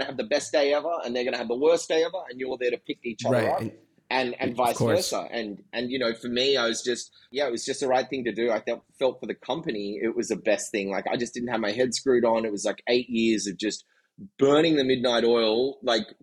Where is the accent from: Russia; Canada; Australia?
Australia; Sydney, New South Wales; moved away as an adult; also born or lived in San Francisco; I'm from Sydney, Australia.